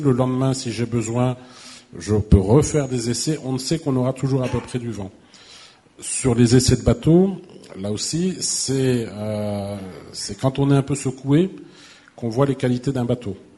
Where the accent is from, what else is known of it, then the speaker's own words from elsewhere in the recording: Brittany, France; now in Occitanie, France; je suis breton d'origine